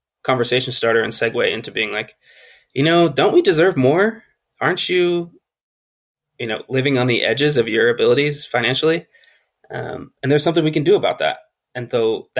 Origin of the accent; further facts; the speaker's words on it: California, United States; I was born and raised in California